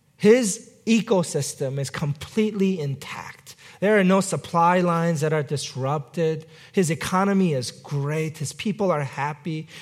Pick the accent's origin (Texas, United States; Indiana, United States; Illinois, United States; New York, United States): New York, United States; New York City; my hometown, New York City